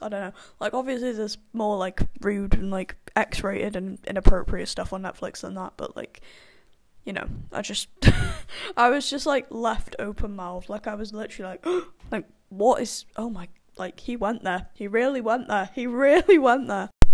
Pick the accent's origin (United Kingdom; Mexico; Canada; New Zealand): United Kingdom; I am British